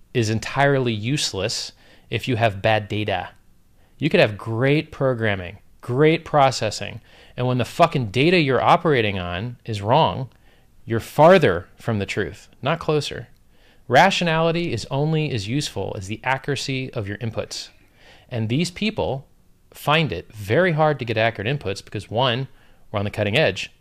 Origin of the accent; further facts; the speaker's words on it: Florida, United States; I'm from Florida